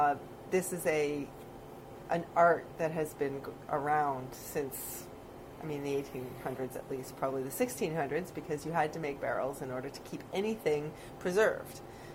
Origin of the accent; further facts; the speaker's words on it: Canada; I am unapologetically Canadian.